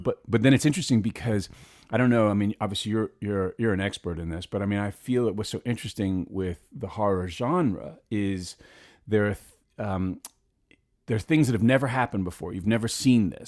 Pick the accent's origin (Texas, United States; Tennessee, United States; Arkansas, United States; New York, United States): New York, United States; New York City; I grew up in Manhattan